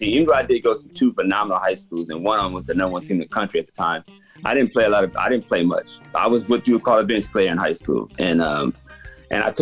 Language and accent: English; Los Angeles, California, United States; I'm from Los Angeles, California, South Central.